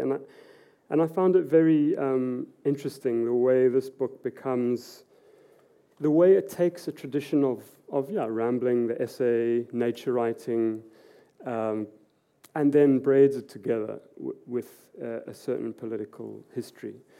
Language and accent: English; South Africa; also born or lived in Edinburgh / Oslo; as a South African